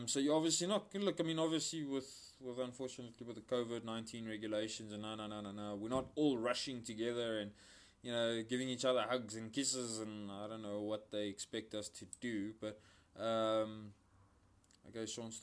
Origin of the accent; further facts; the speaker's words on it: West Rand, Gauteng, South Africa; We both hail from the West Rand.